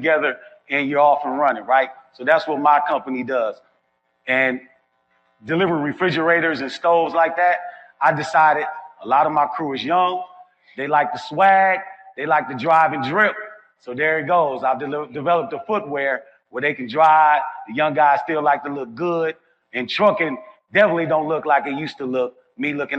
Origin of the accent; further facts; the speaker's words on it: Milwaukee, Wisconsin, United States; now in Memphis, United States; I have a couple of box trucks running in my hometown of Milwaukee, Wisconsin, and I have a couple running in my new home, Memphis, Tennessee.